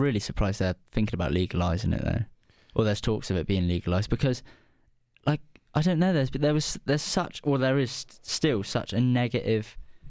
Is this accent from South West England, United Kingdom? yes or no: yes; Devon, South West England, United Kingdom; I come from Devon, and Devon's very pretty.